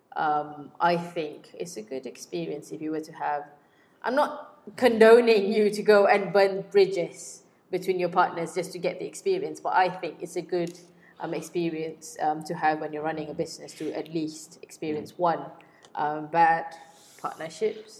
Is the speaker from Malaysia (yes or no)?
yes; Kuantan, Pahang, Malaysia; moved away; I went back to my hometown in Kuantan